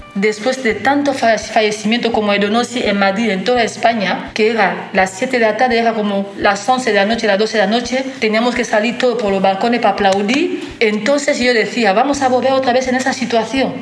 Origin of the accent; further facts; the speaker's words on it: DR Congo; now in Donostia, Spain; no te diría que mi corazón está en el Congo, porque en el Congo no estoy viviendo